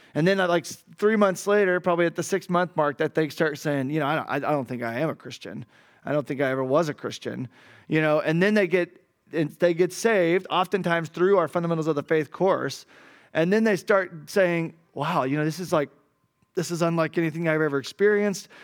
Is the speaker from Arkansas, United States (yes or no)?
yes; Arkansas, United States; moved away as an adult; now in Cali, Colombia; I'm from Arkansas